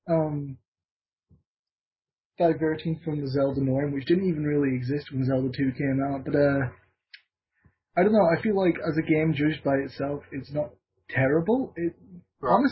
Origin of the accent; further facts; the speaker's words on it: Scotland, United Kingdom; moved away; I'm a Scottish expatriate who makes his living shit posting on Twitter.